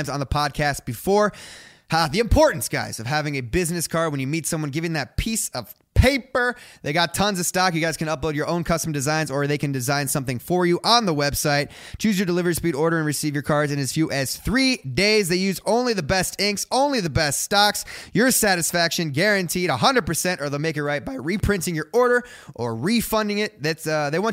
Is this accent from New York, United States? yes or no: no; Ohio, United States; me growing up in Ohio